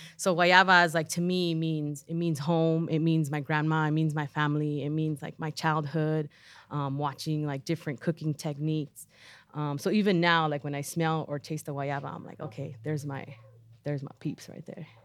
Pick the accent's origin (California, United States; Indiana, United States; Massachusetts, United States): California, United States; Los Angeles; I'm from Pacoima. I've always lived in Pacoima. Um, we moved there when I was three.